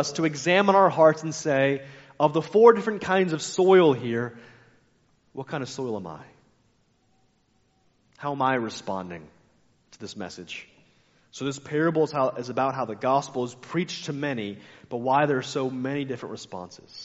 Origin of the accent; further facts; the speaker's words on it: United States; I like being American, but I'm frustrated often being an American